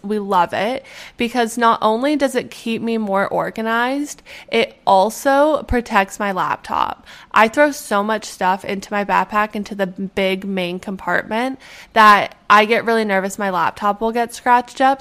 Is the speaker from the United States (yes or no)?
no; Edmonton, Alberta, Canada; born or raised there; moved away